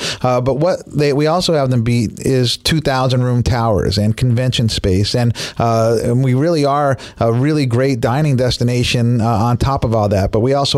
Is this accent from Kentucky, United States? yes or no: no; Northeast Pennsylvania, United States; moved away; where I grew up in Northeast Pennsylvania